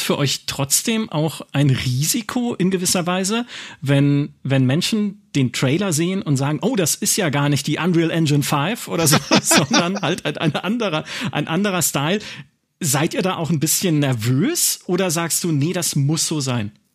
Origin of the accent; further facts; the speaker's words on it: Black Forest, Baden-Württemberg, Germany; im Schwarzwald spielt, in meiner Heimat